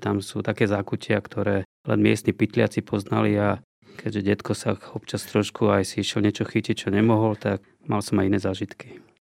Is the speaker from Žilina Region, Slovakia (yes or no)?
no; Bratislava, Bratislava Region, Slovakia; also born or lived in Poprad; ja som vlastne z Bratislavy